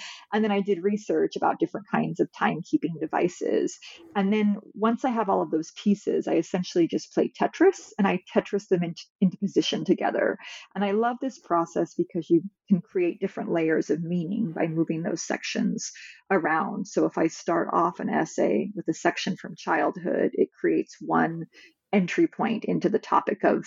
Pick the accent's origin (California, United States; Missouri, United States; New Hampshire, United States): California, United States; moved away as an adult; also born or lived in Midwest; now in Massachusetts, United States; I'm from California